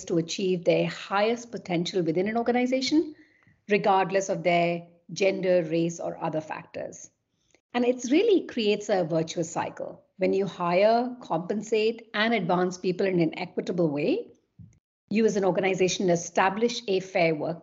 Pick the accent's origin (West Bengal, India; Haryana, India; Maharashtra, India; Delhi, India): West Bengal, India; Kolkata; moved away as an adult; also born or lived in London / Paris / Munich / Vienna; I'm originally from Kolkata in India